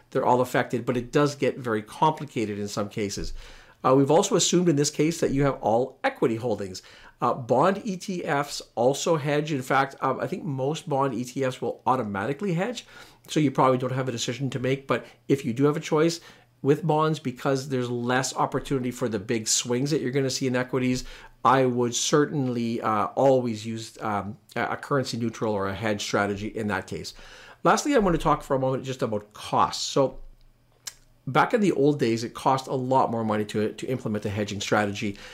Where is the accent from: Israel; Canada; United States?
Canada; as a Canadian investor